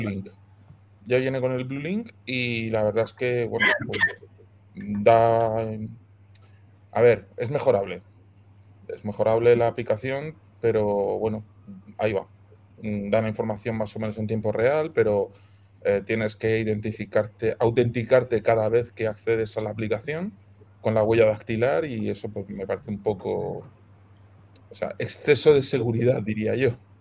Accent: Cartagena, Region of Murcia, Spain; now in Madrid, Spain; Yo soy de Cartagena, aunque vivo en Madrid

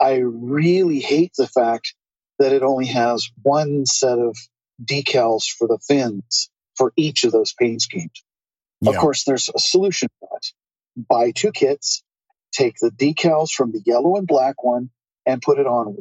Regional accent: Southern Oregon, United States; moved away as an adult; also born or lived in Portland, Oregon; now in China; from my stretch of Oregon, my original stretch, home part of Oregon. But I moved to China from the Portland area

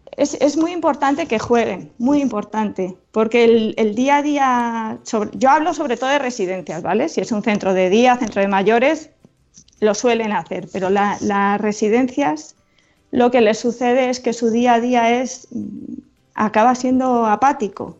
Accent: Moratilla de los Meleros, Castilla-La Mancha, Spain; estaba en mi pueblo

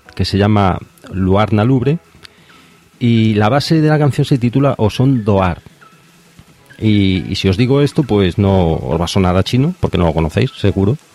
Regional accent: Galicia, Spain; de Coruña, de aquí de donde soy yo, de Galicia

